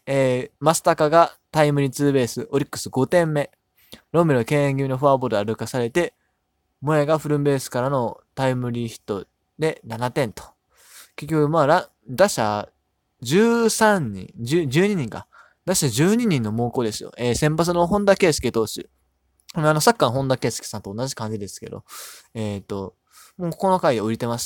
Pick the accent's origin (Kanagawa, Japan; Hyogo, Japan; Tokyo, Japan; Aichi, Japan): Hyogo, Japan; Amagasaki; moved away; 僕、地元が関西で、まあ、ほぼほぼ大阪みたいなとこなんですけど、あ、まあ、言っちゃうともう兵庫県の尼崎